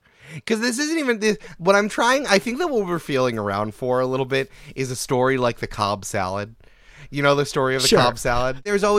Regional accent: Canada; Hey, I'm Frenching over here. I'm Canadian over here.

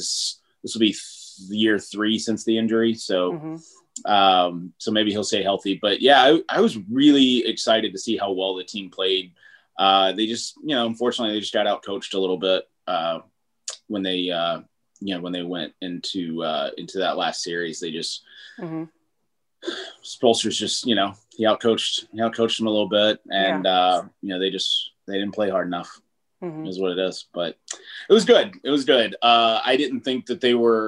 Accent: Arkansas, United States; I was born and raised in Arkansas

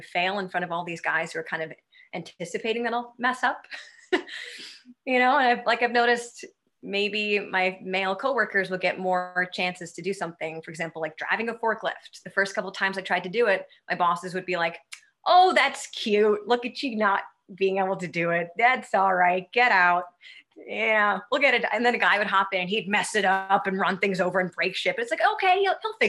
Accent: Westport, Connecticut, United States; moved away as an adult; also born or lived in California / New York / Australia; I grew up in Westport, Connecticut, and I've traveled a whole bunch and lived in California and New York and Australia. But I came back home a couple of years ago

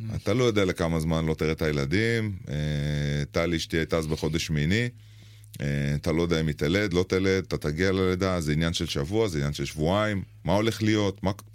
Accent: Israel; אנחנו ישראלים במצרים

